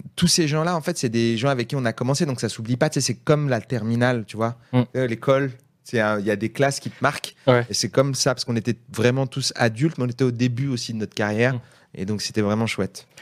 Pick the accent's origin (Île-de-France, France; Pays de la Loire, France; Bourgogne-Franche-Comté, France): Île-de-France, France; Seine-Saint-Denis; on est de Seine-Saint-Denis tous les deux.